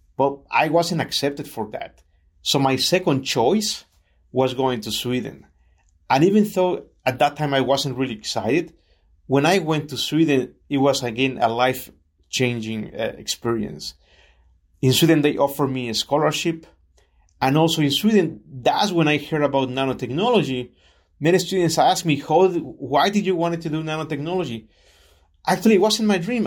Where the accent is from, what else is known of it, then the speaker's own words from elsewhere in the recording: Chiapas, Mexico; moved away as an adult; also born or lived in Mexico City; now in California, United States; my family moved to Chiapas, which is what I call home